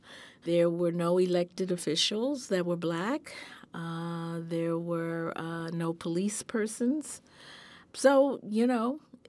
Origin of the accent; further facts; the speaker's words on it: Memphis, Tennessee, United States; born there; I was born in Memphis, Tennessee in 1944.